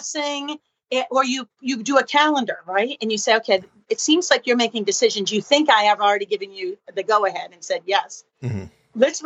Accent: Boston, Massachusetts, United States; moved away as an adult; also born or lived in New York City; now in Alexandria, United States; I'm from Boston. I live in Alexandria, Virginia now, outside of DC.

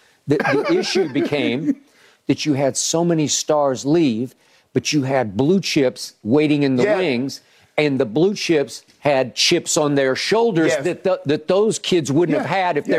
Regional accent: Oklahoma, United States; I get the Big 12 because I grew up in Oklahoma fan, and it used to be the Big Eight.

